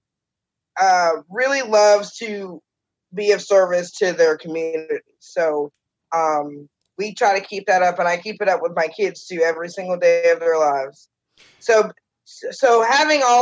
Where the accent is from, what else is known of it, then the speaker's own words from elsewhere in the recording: Charleston, South Carolina, United States; also born or lived in Orlando, Florida / South Georgia; we've lived here since 1988, and I'm 41, so I say I'm a Charlestonian